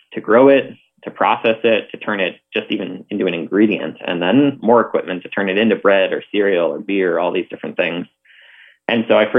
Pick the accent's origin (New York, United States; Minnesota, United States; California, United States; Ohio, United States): Minnesota, United States; Northfield; moved away; So I grew up in Northfield, Minnesota, which is a small college town about 45 minutes south of the Twin Cities.